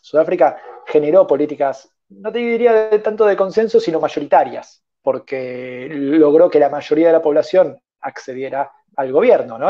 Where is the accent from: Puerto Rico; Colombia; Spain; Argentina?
Argentina